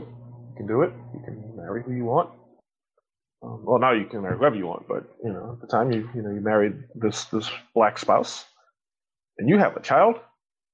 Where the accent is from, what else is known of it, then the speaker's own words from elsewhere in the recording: Louisiana, United States; I grew up in Louisiana